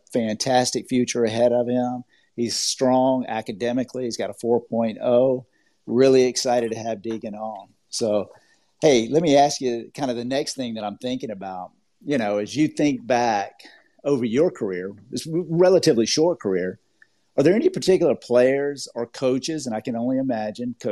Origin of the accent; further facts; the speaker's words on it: Georgia, United States; accent: Southern; now in Orlando, United States; I am originally from Georgia. I have a little bit of a Southern accent